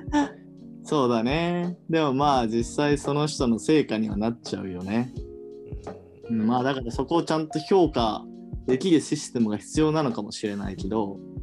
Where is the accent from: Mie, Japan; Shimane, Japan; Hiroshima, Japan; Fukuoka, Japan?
Hiroshima, Japan; now in Tokyo, Japan; 僕、地元は広島県なんですけど